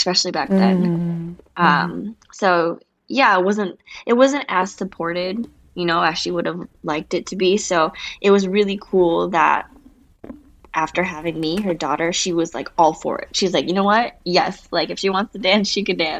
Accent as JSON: {"language": "English", "region": "Minnesota", "country": "United States", "tie": "born or raised there", "moved": "yes", "lives_now": "Los Angeles, United States", "said": "I grew up in Minnesota, and I literally started dancing since I was 3 years old"}